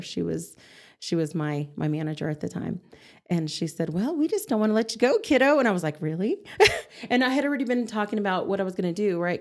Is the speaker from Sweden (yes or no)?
no; Amarillo, Texas, United States; also born or lived in Clovis, New Mexico; grew up in Amarillo